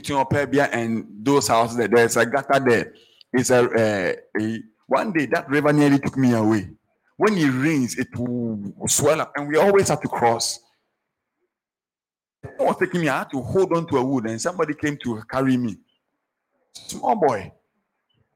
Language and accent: English; Accra, Greater Accra, Ghana; At age 6, in fact, I started primary school, so I was maybe 5. I was walking from Roman Ridge, through Kalkudi